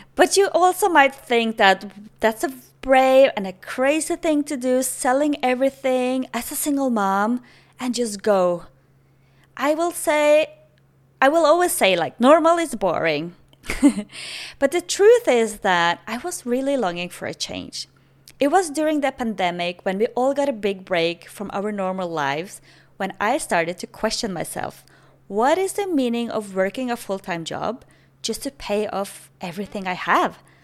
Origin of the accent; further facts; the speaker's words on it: Norway; English is a second language; moved away as an adult; now in Playa del Carmen, Mexico; I'm originally from Norway, but currently in Mexico, Playa del Carmen.